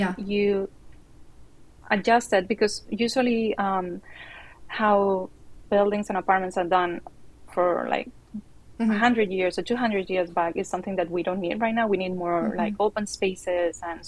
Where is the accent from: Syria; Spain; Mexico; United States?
Spain; Barcelona, Catalonia; I'm from Barcelona in Spain.